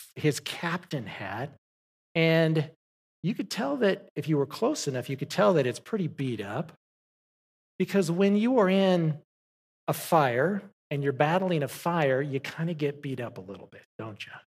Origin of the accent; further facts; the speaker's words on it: Southern California, United States; moved away; I grew up in Southern California